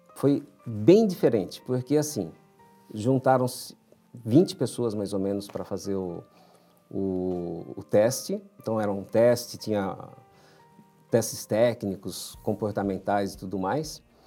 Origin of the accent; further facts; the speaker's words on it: São Paulo, Brazil; Eu nasci em São Paulo, na, numa família de imigrantes